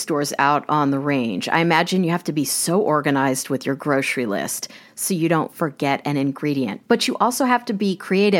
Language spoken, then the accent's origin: English; Kansas, United States; now in New York City, United States; I grew up in Kansas, and even though I live in New York City, my heart is still in Kansas.